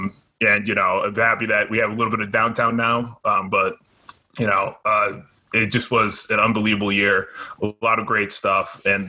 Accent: Bergen County, New Jersey, United States; now in Parsippany, United States; where I grew up in Bergen County.

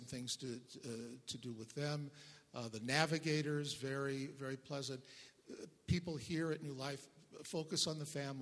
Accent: St. Louis, Missouri, United States; moved away as an adult; now in Colorado Springs, United States; I grew up in the Midwest in St. Louis, which is very Catholic

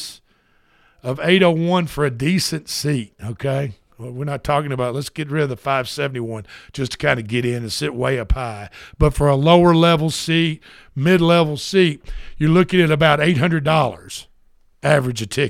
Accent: United States; I'm an American

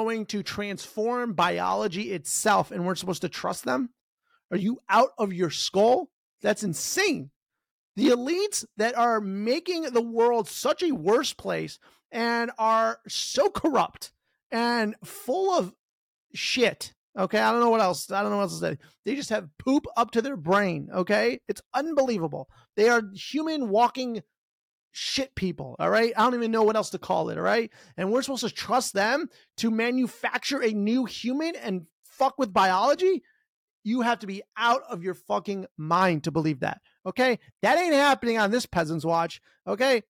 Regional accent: United States; as an American

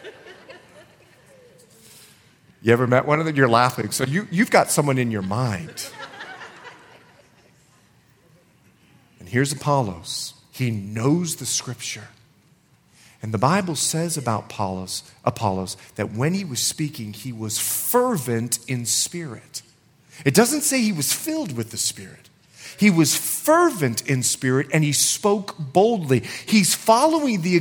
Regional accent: Bahamas; I'm from the Bahamas

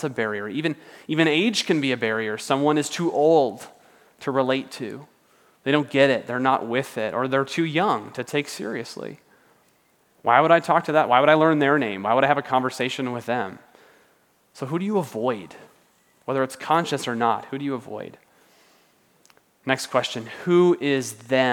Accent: United States; we're American

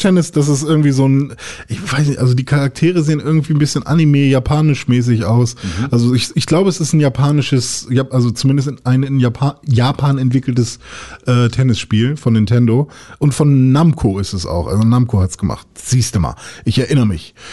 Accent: Germany; bei uns in Deutschland

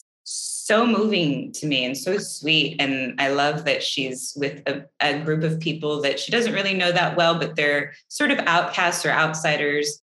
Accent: the Bible Belt, United States; also born or lived in Oklahoma; I grew up in the Bible Belt, and I was raised Catholic

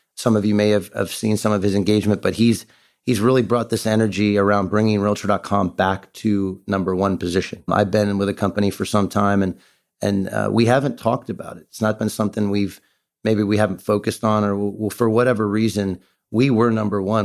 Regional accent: Ohio, United States; also born or lived in Beaufort, South Carolina; I Grew up in Ohio. I'm an Ohio kid

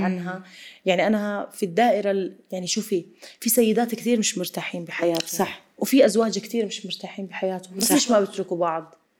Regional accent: Jordan; ما عمري زرت في في مناطق سياحيه عندنا بالاردن

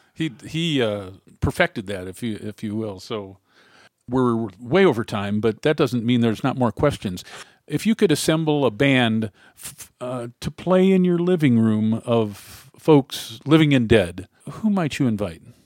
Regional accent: Cleveland, Ohio, United States; moved away; also born or lived in Oxford, Ohio / Cincinnati; I came from Cleveland

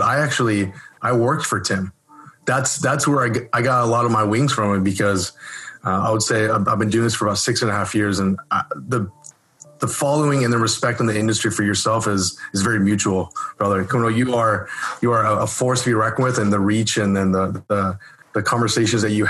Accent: Orange County, California, United States; I'm born and raised in Orange County, California

